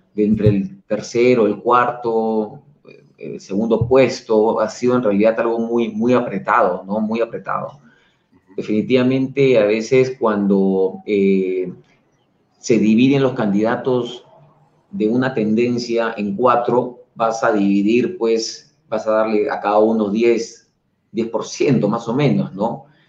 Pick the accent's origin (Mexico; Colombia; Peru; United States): Peru; somos los peruanos